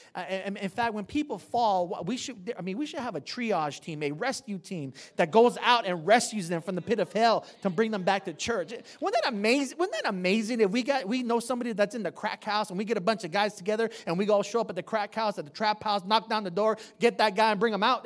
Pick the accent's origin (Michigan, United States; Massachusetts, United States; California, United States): California, United States; San Jose; I'm from the east side of San Jose. I'm from King and Story